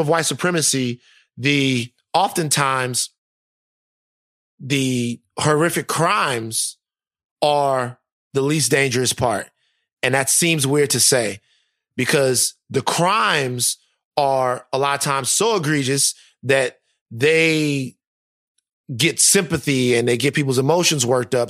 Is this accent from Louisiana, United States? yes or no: yes; Louisiana, United States; my home state